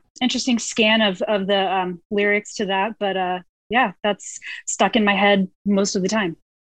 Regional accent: Austin, Texas, United States; as a Texan

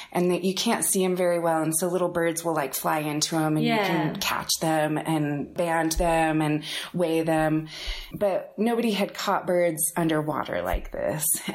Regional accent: Salt Lake City, Utah, United States; also born or lived in Murray, Utah; I grew up here in Salt Lake

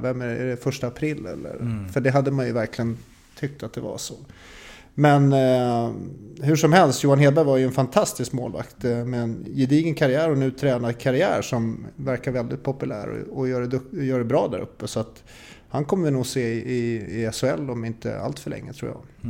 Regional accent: Stockholm, Stockholm County, Sweden; Som stockholmare

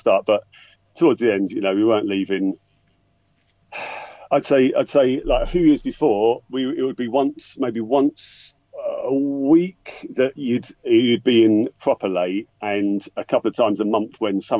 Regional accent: Essex, East of England, United Kingdom; moved away as an adult; now in London, United Kingdom; So I grew up in Essex, but, you know, I moved to London went after uni

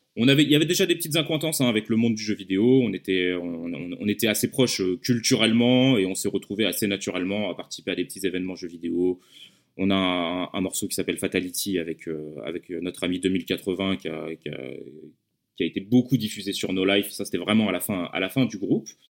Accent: Lyon, Auvergne-Rhône-Alpes, France; je viens de Lyon

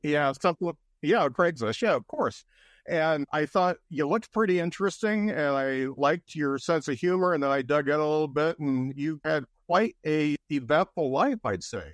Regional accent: Lakeville, Indiana, United States; I grew up in Lakeville, Indiana

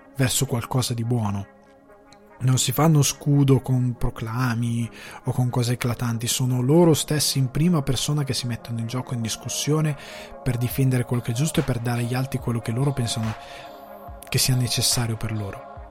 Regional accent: Italy; moved away as an adult; now in Ireland; un'intera generazione, che è la mia, di loro figli, non vive in Italia

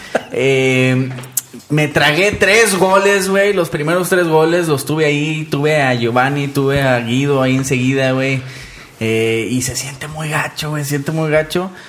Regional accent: Monterrey, Nuevo León, Mexico

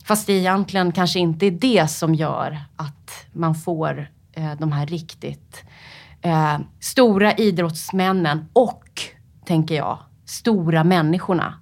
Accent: Upplands Väsby, Stockholm County, Sweden; Jag är uppvuxen i Upplands Väsby

